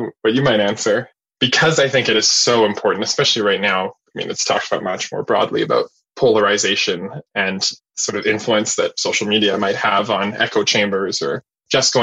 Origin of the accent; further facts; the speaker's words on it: Winnipeg, Manitoba, Canada; I grew up in West Winnipeg and I'm more familiar with that and living in the West End now